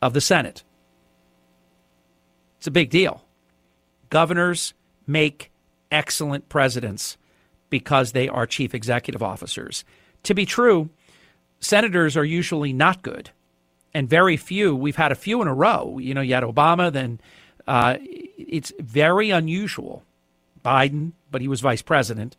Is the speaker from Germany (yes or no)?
no; New Jersey, United States; New Jersey is my home state